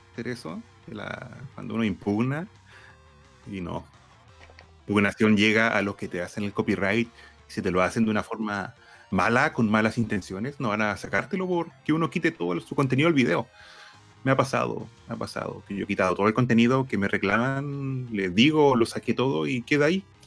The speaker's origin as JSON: {"language": "Spanish", "town": "Concepción", "region": "Biobío", "country": "Chile", "said": "yo soy de Concepción, de Chile"}